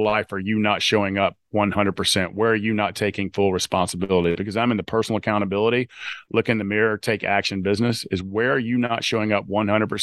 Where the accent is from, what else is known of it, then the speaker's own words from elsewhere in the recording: the South, United States; accent: Southern; my Southern accent